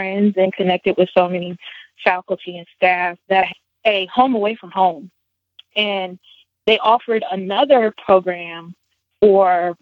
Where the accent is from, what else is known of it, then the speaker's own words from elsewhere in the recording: near Atlantic City, New Jersey, United States; now in North Carolina, United States; I'm originally from New Jersey. I lived very close to Atlantic City growing up